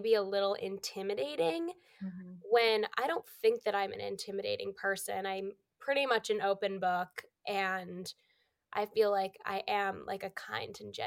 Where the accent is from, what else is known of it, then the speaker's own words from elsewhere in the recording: Massachusetts, United States; moved away as an adult; now in New York, United States; I'm from Massachusetts. So I'm currently in Massachusetts. I'm still home for the holidays